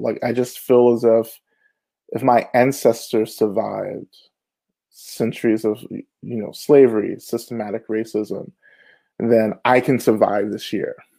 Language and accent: English; Rome, Georgia, United States; also born or lived in Boston; now in Atlanta, United States; I'm originally from Rome, Georgia, which is about an hour and a half north of Atlanta